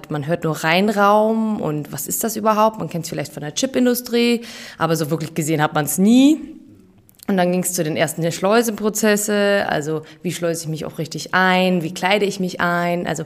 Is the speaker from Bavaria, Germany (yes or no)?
yes; Bavaria, Germany; ähm, ich bin 35 äh, Jahre alt. Ich habe meine PTA-Ausbildung in München gemacht ich bin auch aus Bayern